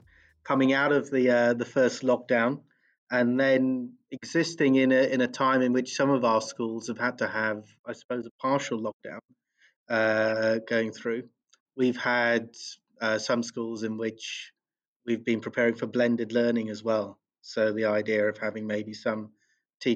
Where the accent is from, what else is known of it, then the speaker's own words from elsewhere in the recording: Bromley, London, United Kingdom; I grew up locally. I grew up in Bromley